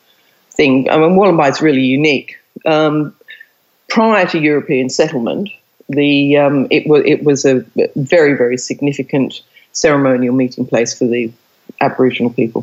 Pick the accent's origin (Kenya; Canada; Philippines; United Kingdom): United Kingdom; England; moved away as an adult; also born or lived in India; now in Australia; I've lived in Australia longer than I've lived in England, except I can't get rid of my accent